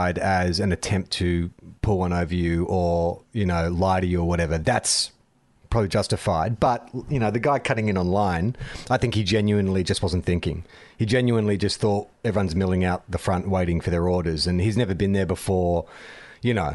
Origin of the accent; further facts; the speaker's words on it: Australia; as an Australian